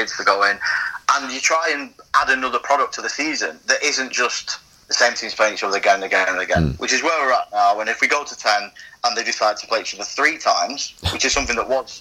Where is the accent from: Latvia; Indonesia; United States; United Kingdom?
United Kingdom; Wigan, North West England; I'm from Wigan and I was watching Wigan as a kid